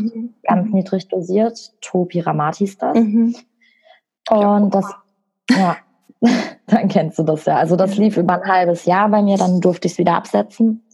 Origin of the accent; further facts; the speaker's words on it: Bochum, North Rhine-Westphalia, Germany; ich bin 25, ich komme aus Bochum